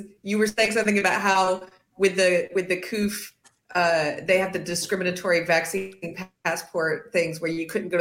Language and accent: English; South Carolina, United States; I'm from South Carolina. That's our donut company.